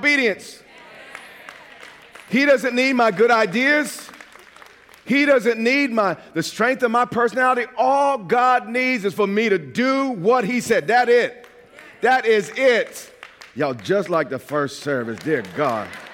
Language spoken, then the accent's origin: English; New York, United States; accent: New York; moved away as an adult; I've been out of New York for over 20 years. Get me mad enough, though, all of a sudden my New York accent is right back.